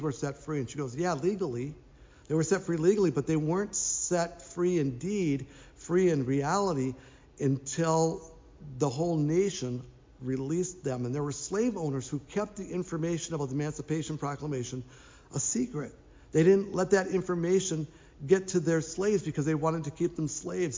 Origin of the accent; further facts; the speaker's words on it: Minnesota, United States; I grew up in Minnesota